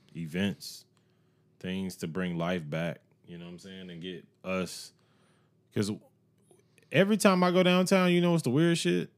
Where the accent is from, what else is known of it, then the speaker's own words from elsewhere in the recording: Evans, Georgia, United States; I grew up in Evans